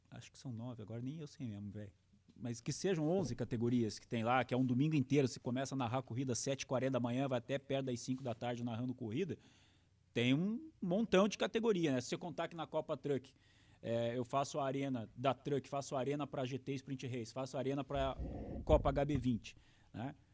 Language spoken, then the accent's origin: Portuguese; Ponta Grossa, Paraná, Brazil; born there; now in Cascavel, Brazil; sou nascido em Ponta Grossa, hoje moro em Cascavel já há 20 anos.